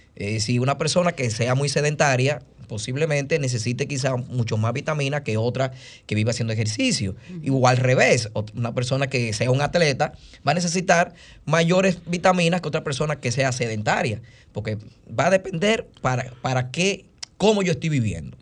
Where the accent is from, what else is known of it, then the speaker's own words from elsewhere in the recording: Dominican Republic; nosotros lo que hacemos los dominicanos es comer